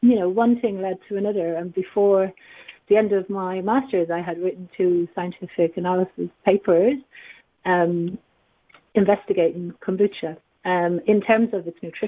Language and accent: English; Dublin, Leinster, Ireland; accent: Irish; also born or lived in Asia; now in London, United Kingdom; I'm from Dublin, and I've been here in the UK since 2009. And prior to living in the UK, I did live in Asia for 10 years